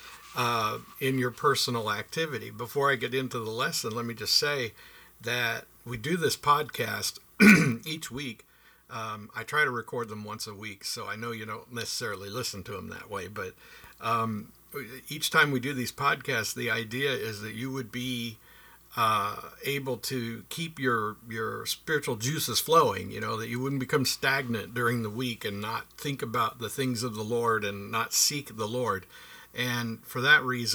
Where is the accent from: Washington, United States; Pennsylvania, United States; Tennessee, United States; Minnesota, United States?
Pennsylvania, United States; Pittsburgh; I grew up in Pittsburgh, Pennsylvania